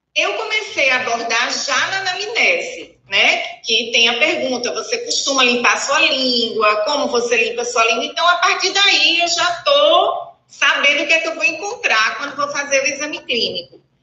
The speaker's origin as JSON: {"language": "Portuguese", "town": "Recife", "region": "Pernambuco", "country": "Brazil", "said": "sou de Recife, trabalho em Boa Viagem"}